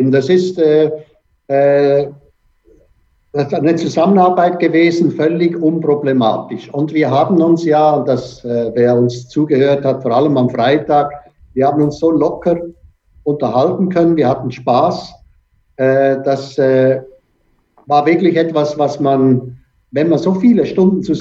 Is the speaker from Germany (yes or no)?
no; Switzerland; ich bin schlussendlich bin ich auch Schweizer.